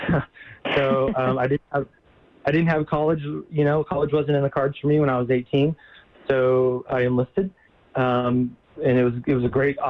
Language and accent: English; Chula Vista, California, United States; now in Nevada County, United States; I'm originally from San Diego, California here, a small town actually called Chula Vista, a suburb of San Diego